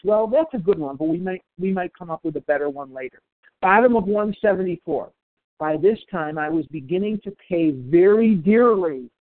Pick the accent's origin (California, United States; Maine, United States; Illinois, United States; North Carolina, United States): Illinois, United States; Chicago; I'm born and raised in Chicago. There's Lake Michigan going through my veins.